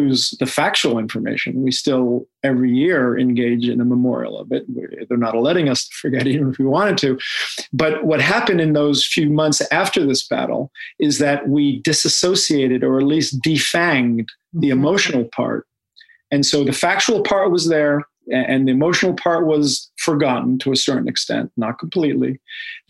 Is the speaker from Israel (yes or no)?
yes; Israel; moved away; I grew up in Israel.